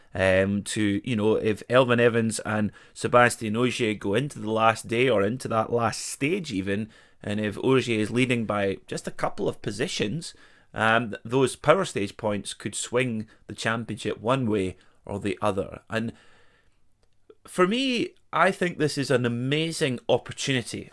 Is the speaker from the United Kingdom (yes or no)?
yes; Perth, Scotland, United Kingdom; my hometown of Perth